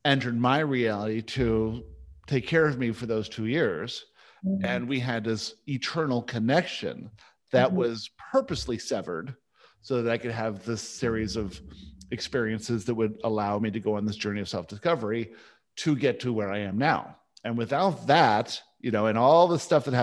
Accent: Vancouver, British Columbia, Canada; also born or lived in Johannesburg, South Africa; I was born in Johannesburg

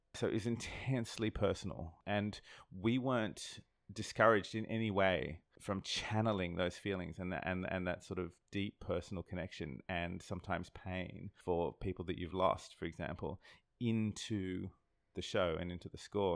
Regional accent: Sydney, New South Wales, Australia; I'm from Sydney, Australia. I'm from the other side of the world

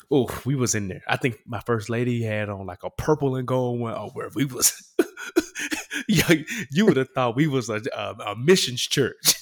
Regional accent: Memphis, Tennessee, United States; Memphis, my city, my hometown

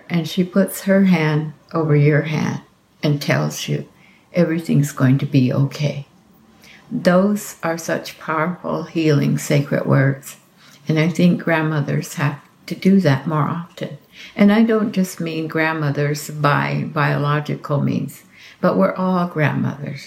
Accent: Hopi, Arizona, United States; I am from the Hopi tribe

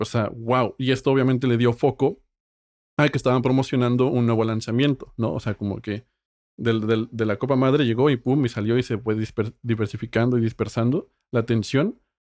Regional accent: Mexico; soy mexicano

